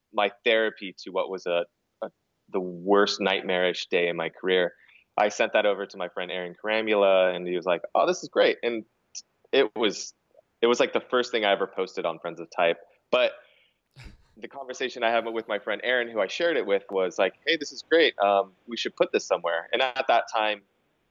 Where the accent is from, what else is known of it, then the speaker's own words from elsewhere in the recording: California, United States; also born or lived in New York; move back home because we're both from California.